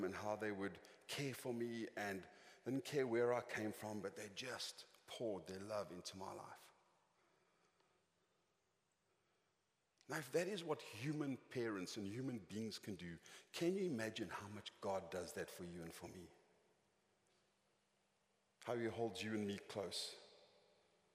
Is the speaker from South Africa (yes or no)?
yes; Johannesburg, Gauteng, South Africa; I was born in Johannesburg